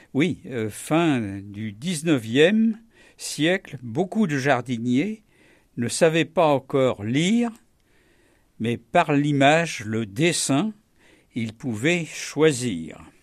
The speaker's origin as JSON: {"language": "French", "region": "Normandy", "country": "France", "said": "en tant que bon Normand"}